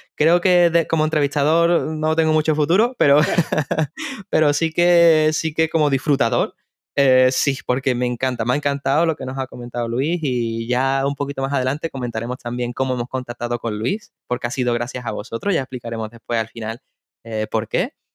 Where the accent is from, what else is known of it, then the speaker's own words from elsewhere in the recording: Seville, Andalusia, Spain; yo soy de Sevilla